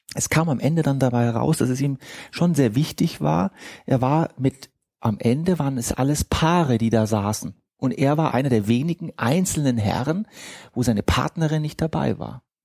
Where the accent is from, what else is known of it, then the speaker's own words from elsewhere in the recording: Egypt; moved away; ich bin Ägypter